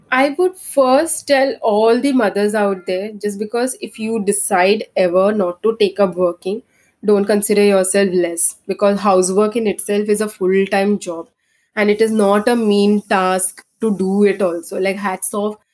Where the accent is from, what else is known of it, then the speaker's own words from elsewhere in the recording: Bangalore, Karnataka, India; I'm from Bangalore